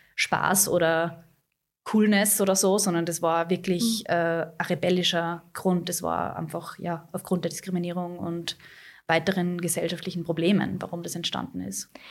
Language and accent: German; Austria; bei uns in Österreich, wir haben ganz einen anderen Background